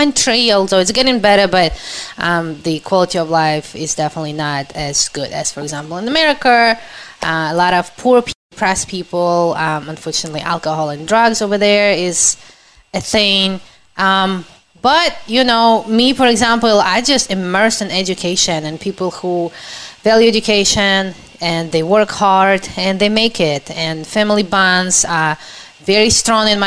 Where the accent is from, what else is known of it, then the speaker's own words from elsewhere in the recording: Ukraine; English is a second language; moved away as an adult; now in United States; I am from Ukraine